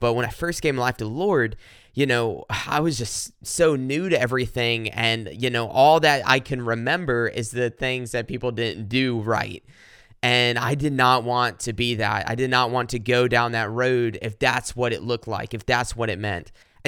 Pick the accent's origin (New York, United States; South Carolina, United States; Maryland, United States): South Carolina, United States; Pickens County; I'm from South Carolina originally. I was born and raised there. A lot of people ask where in South Carolina. In Pickens County.